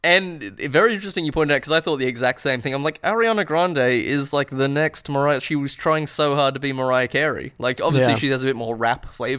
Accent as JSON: {"language": "English", "town": "Alice Springs", "region": "Northern Territory", "country": "Australia", "tie": "born or raised there", "said": "Growing up in Alice Springs, when you're enjoying a 40 degree Celsius Christmas, your first thought isn't to immediately drink eggs and milk that have been mixed together."}